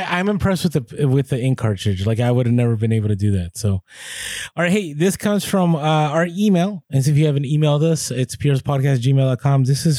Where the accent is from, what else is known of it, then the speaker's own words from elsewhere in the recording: Vancouver, British Columbia, Canada; So we're from Vancouver, Canada, but we're recently on a road trip down the West Coast.